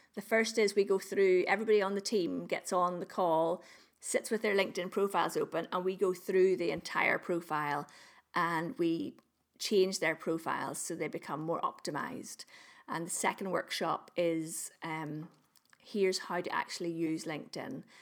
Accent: Northern Ireland, United Kingdom; I'm, I'm, I'm from Northern Ireland. I live in Northern Ireland.

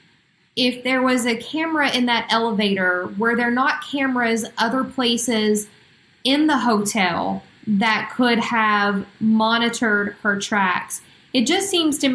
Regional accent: Huntington, West Virginia, United States; here in my hometown of Huntington

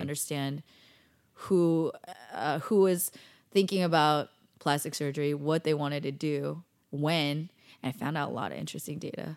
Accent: Bay Area, California, United States; moved away as an adult; also born or lived in Davis, California / Daly City, California / San Jose, California / Cupertino, California; now in Los Angeles, United States; total Bay Area girl

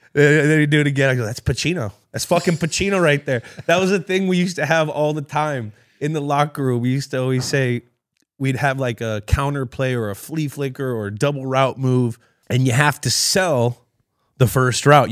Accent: California, United States; I grew up playing soccer in California

